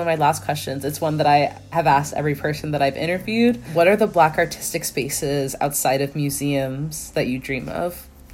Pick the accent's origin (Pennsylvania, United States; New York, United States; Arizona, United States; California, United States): California, United States; Oakland; moved away; growing up in East Oakland